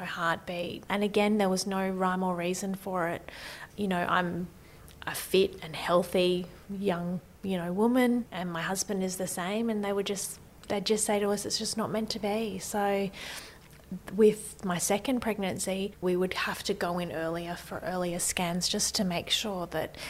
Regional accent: Brisbane, Queensland, Australia; also born or lived in Maryborough, Queensland; So I was born in Maryborough, which is a little town in Queensland. I wasn't there for long, grew up in Brisbane

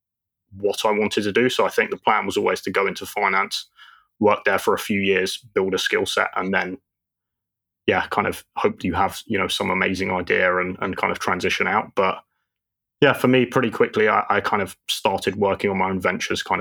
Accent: London, United Kingdom; moved away as an adult; now in Dubai, United Arab Emirates; lived in London my whole life, went traveling a few years ago, and now call Dubai home.

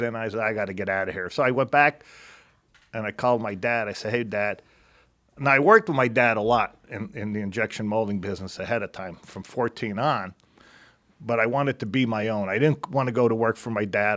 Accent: Ringtown, Pennsylvania, United States; moved away; Ringtown, Pennsylvania.

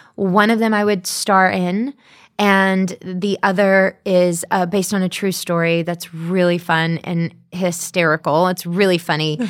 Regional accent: the South, United States; growing up in the South.

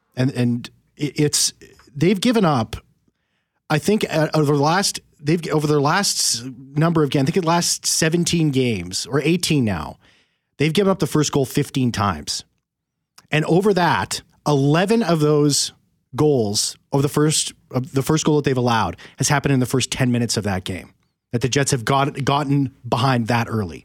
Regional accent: Winnipeg, Manitoba, Canada; I'm born and raised in Winnipeg here

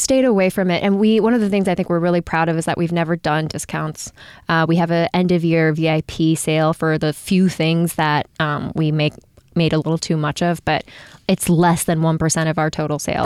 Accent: Japan; moved away; I grew up in Japan

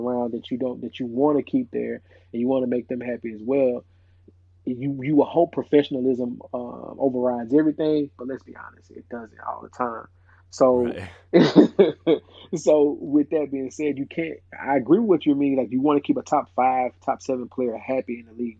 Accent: Nashville, Tennessee, United States; growing up in Nashville, uh, Tennessee

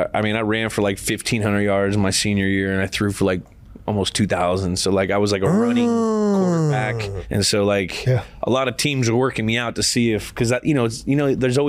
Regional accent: California, United States; also born or lived in Ohio; I'm from California.

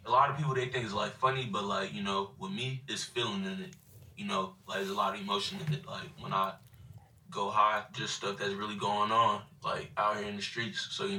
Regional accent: Bronx, New York, United States; also born or lived in Florida; So I grew up in the Bronx.

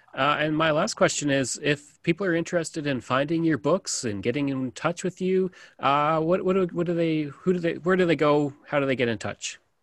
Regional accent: Stony Plain, Alberta, Canada; I'm out in Alberta, so I've seen Edmonton kind of really go far out. Uh, same with my hometown of Stony Plain.

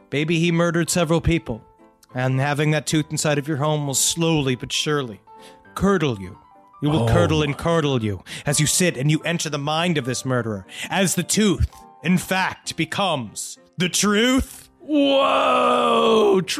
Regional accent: Virginia Beach, Virginia, United States; in my hometown of Virginia Beach, there's a guy who calls himself the Black Widow.

